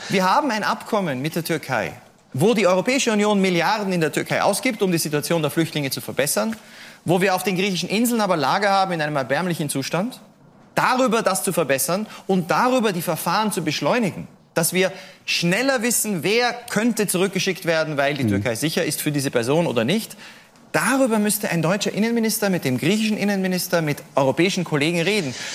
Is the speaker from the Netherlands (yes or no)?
no; Austria; Ich komme aus Österreich